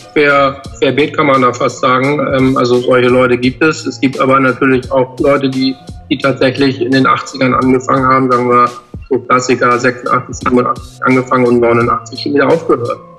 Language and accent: German; Hamburg, Germany; wir sind ja alle vier aus Hamburg